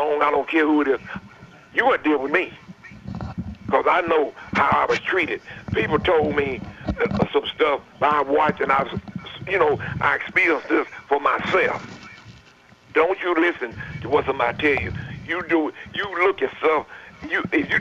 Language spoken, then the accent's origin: English; Murfreesboro, Tennessee, United States; also born or lived in Smyrna, Tennessee; We moved to Murfreesboro from Smyrna